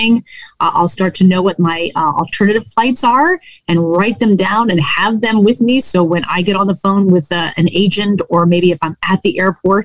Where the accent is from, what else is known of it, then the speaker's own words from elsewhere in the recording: New England, United States; I grew up in New England.